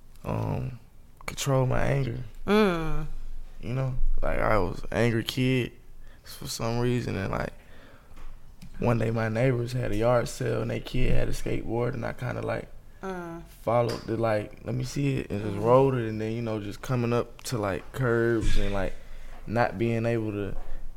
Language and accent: English; Atlanta, Georgia, United States; I'm from Zone 6, Kendall Road.